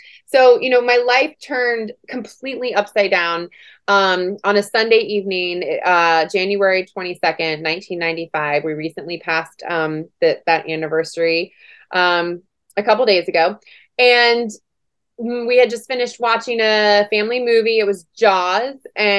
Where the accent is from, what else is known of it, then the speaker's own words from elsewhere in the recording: Washington, D.C., District of Columbia, United States; also born or lived in Germany / California; I was born in Germany. We lived in California and ended up moving to Washington, D.C. for at the Pentagon for my dad's job, of course. And had a really beautiful childhood.